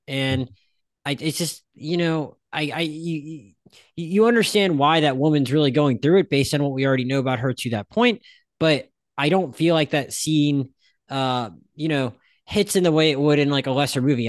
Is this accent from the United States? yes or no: yes; Pensacola, Florida, United States; also born or lived in Philadelphia; I lived in Philadelphia till I was five, and then I grew up in Pensacola